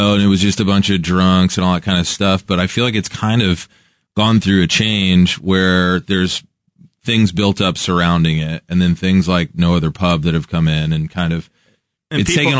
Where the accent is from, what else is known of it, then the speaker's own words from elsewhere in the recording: Kansas City, Missouri, United States; I'm from Kansas City